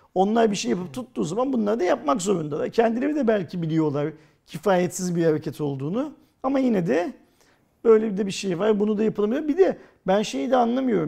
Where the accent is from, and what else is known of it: Turkey